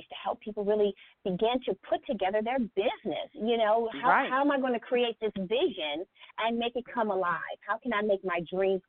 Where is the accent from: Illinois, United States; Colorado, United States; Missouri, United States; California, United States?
California, United States; Los Angeles; I hail from Los Angeles, California.